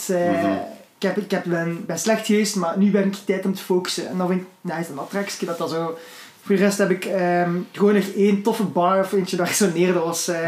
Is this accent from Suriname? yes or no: no; Flanders, Belgium; Als Vlamingen zetten hun woorden inderdaad soms anders.